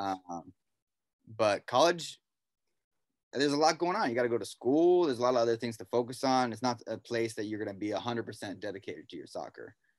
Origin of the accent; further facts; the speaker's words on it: Pasadena, California, United States; I grew up in Pasadena.